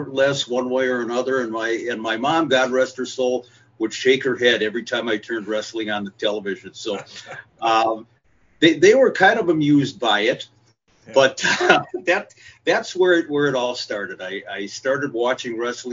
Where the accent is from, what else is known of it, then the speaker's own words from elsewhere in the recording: Minneapolis, Minnesota, United States; also born or lived in St. Louis Park, Minnesota; I was born and raised in Minneapolis, lived on the north side of Minneapolis for a long time. And then when I started high school, I moved to a suburb, St. Louis Park